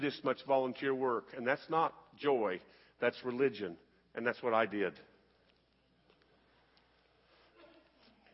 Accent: United States; I'm an American

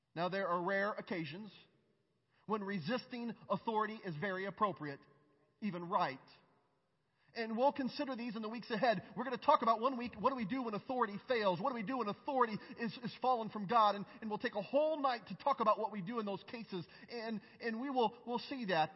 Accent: United States; I'm an American from a red state.

